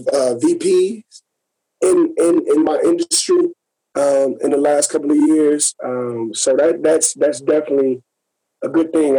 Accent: Gary, Indiana, United States; moved away; also born or lived in San Diego / San Jose; coming up, like I said, from Gary, Indiana

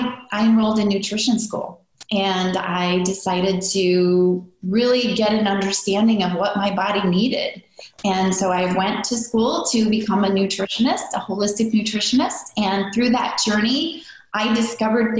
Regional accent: near Chicago, Midwest, United States; I grew up in the Midwest

